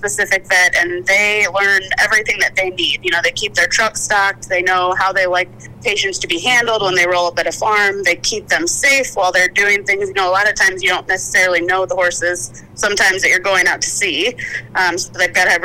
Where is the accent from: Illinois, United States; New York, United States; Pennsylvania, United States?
Illinois, United States; Chicago; moved away as an adult; I grew up in the Chicago suburbs, and I've slowly been making my way away from the snow ever since